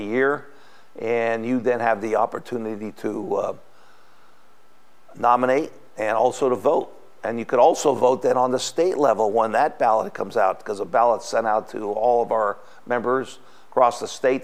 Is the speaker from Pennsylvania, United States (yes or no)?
yes; Shenandoah, Pennsylvania, United States; now in Adams County, United States; My hometown is Shenandoah, Pennsylvania. It's up in the coal regions, the northeast part of Pennsylvania